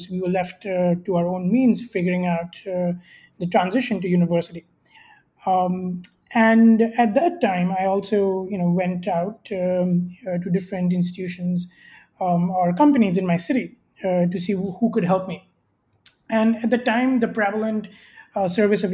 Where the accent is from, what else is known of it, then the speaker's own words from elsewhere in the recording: India; I grew up in India